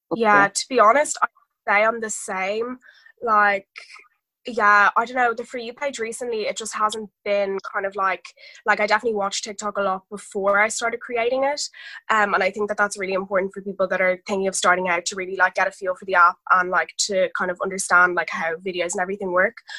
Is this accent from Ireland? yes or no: yes; Dublin, Leinster, Ireland; I'm 17, I'm nearly 18, and I'm from Dublin